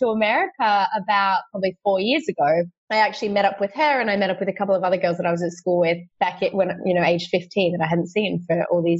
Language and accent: English; Sydney, New South Wales, Australia; So I'm from Sydney. Which is the biggest city in Australia. I live in the eastern suburbs near the beaches.